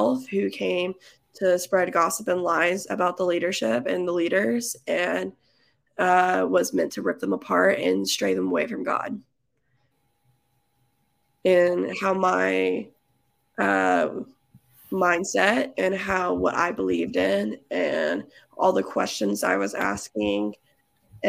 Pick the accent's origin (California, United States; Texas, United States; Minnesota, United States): Texas, United States; I'm from Texas